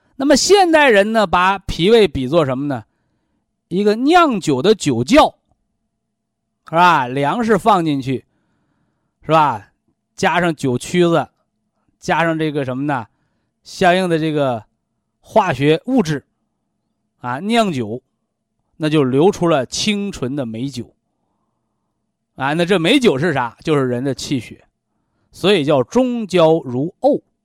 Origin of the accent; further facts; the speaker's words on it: China; 我们中国人的文化叫先人后己